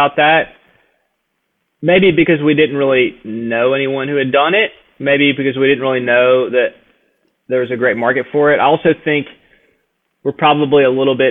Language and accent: English; Nashville, Tennessee, United States; now in Birmingham, United States; I'm from Nashville